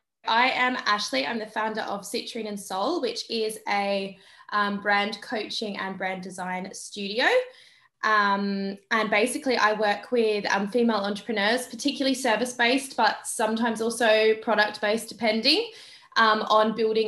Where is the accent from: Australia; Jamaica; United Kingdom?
Australia; moved away; my hometown in Australia